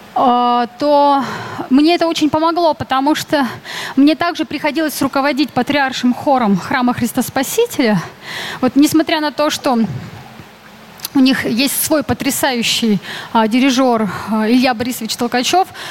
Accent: Urals, Russia; moved away; я сама с Урала

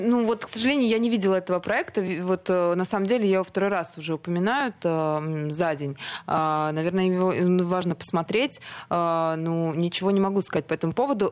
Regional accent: Grozny, Chechnya, Russia; now in Moscow, Russia; я вообще из Чечни

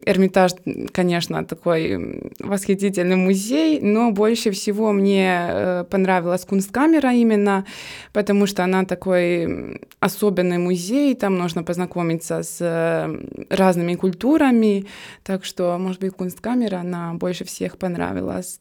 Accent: Trebinje, Republika Srpska, Bosnia & Herzegovina; Russian is a second language; moved away as an adult; now in Saint Petersburg, Russia; в моем родном городе. Он называется Требине

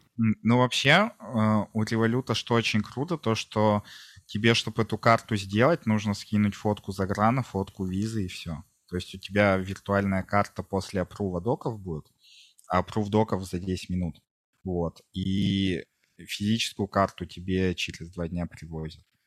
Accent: Kungur, Perm Krai, Russia; also born or lived in Yekaterinburg; now in Hungary; сам я а. из Кунгура. Я, получается, вот родился в Кунгуре

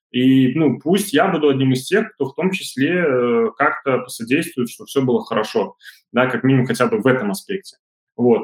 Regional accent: Belarus; у нас в Беларуси

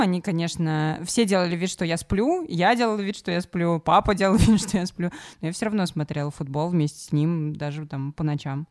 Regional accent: Samara, Samara Oblast, Russia; я из Самары и любила Крыльев Советов

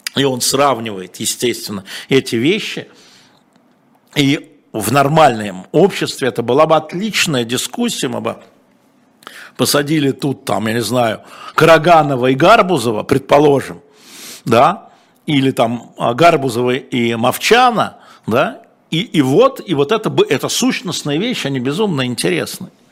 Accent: Moscow, Russia; я москвич

